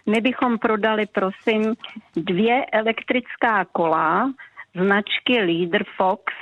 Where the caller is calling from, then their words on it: Jihlava, Vysočina Region, Czechia; Jsem z Jihlaska